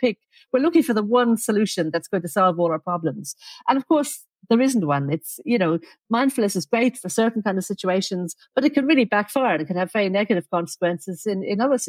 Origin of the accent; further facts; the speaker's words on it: Dublin, Leinster, Ireland; also born or lived in Oxford; now in Adelaide, Australia; I grew up in Dublin